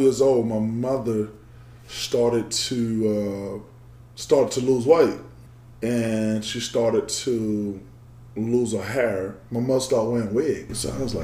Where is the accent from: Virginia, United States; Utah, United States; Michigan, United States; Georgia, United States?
Georgia, United States; Macon; I grew up in Macon, Georgia.